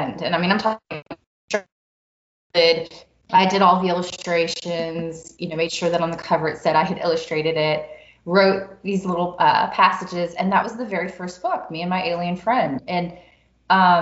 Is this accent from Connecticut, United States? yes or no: no; New Orleans, Louisiana, United States; when we were growing up in New Orleans